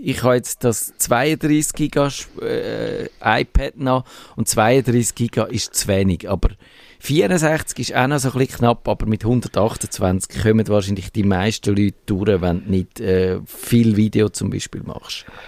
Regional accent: Switzerland; wir als Schweizer

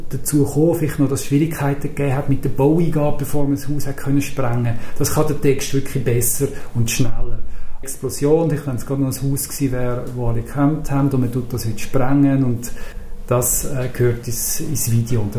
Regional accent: Zürich, Switzerland; Und da habe ich halt als Zürcher gewusst, das interessiert.

